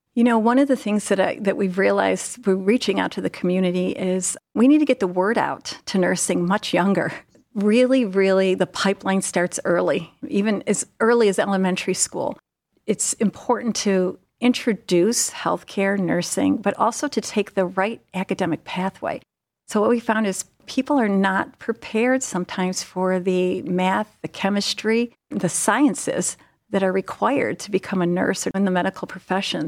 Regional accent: Cleveland, Ohio, United States; I am from the Cleveland area

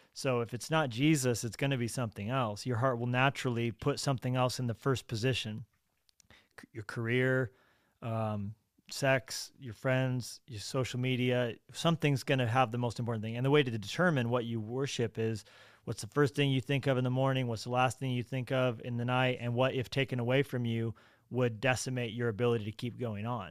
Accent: Colorado, United States; I was born in Colorado

